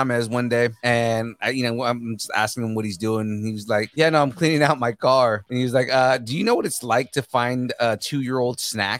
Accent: Nicaragua; I'm Nicaraguan, so it was like 10 times funnier to me to hear anybody mention the country I'm from.

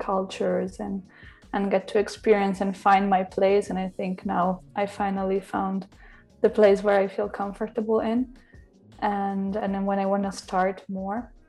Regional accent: Italy; moved away as an adult; also born or lived in Milan, Italy / Berlin, Germany / London, United Kingdom / Mexico City, Mexico; now in Paris, France; I'm half Italian and half Slovak. And I grew up in Italy, I studied there, I studied in Milano.

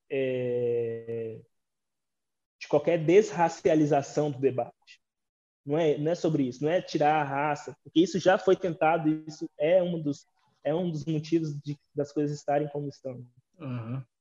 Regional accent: Brazil; a gente se entender enquanto brasileiros

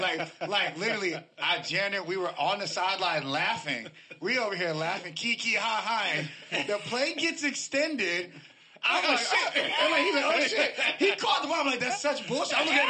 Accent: Tampa, Florida, United States; Like, I come from Tampa. If they want to be here, they'll be here.

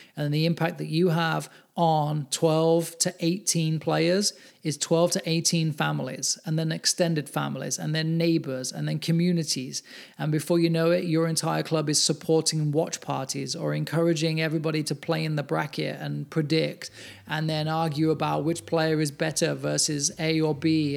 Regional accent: England, United Kingdom; now in United States; I'm English

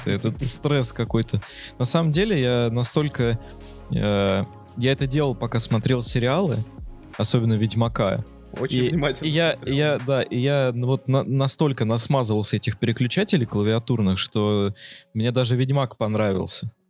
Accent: Saint Petersburg, Russia; Потому что я-то, это, ну, из Санкт-Петербурга

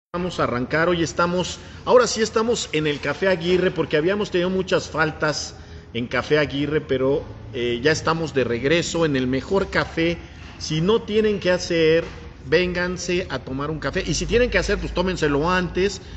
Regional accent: Puebla, Mexico; los que somos de Puebla de siempre

